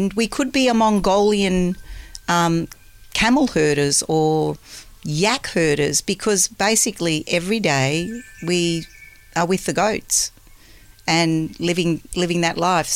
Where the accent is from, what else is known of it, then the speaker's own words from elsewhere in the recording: Melbourne, Victoria, Australia; grew up in Melbourne where the orchards used to be